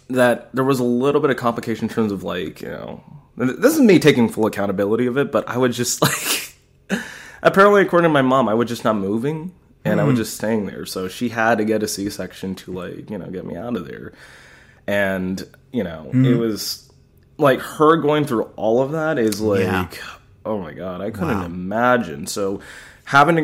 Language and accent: English; Alameda, California, United States; I was born in Alameda Hospital